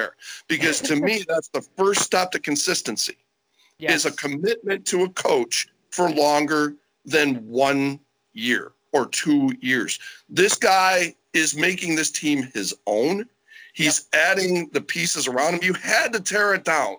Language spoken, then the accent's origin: English; Syracuse, New York, United States; I'm from Syracuse, New York.